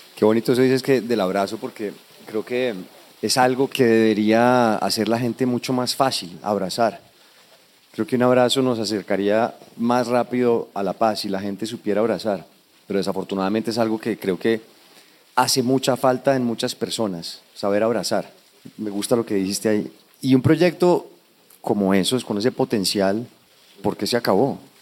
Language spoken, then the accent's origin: Spanish; Colombia; identifico contigo aquí como colombiano